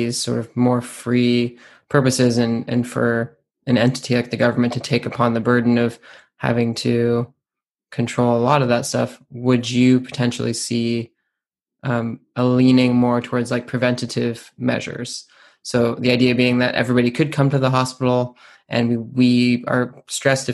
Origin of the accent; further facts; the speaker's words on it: United States; now in United Kingdom; as an American, even though I live in the UK